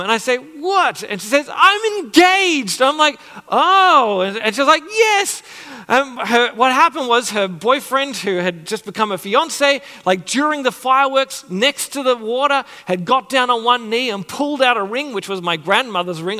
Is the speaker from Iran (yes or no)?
no; Sydney, New South Wales, Australia; when I was younger, growing up in Sydney